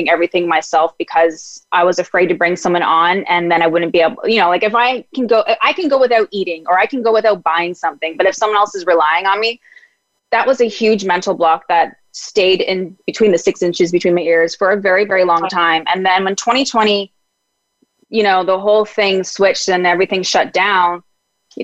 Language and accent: English; Ontario, Canada; also born or lived in Mexico; now in Vancouver, Canada; where I'm originally from, Ontario